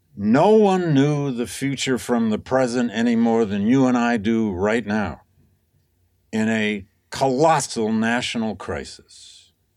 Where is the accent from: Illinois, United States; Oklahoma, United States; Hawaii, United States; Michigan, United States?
Michigan, United States; Flint; moved away; my hometown of Flint, Michigan